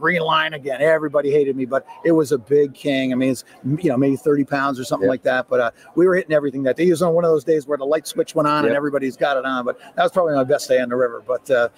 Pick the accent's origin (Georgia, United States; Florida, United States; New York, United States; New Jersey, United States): New York, United States; Albany; also born or lived in Saratoga area; I'm from Albany, New York, and I work on the Erie Canal